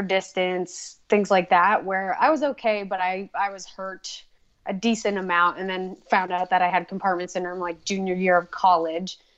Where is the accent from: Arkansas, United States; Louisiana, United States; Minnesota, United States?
Minnesota, United States; northern; moved away as an adult; also born or lived in Boise, Idaho; now in Idaho, United States; Originally from Minnesota. So when I was pretty young, I moved up to northern Minnesota. And so I grew up in the sticks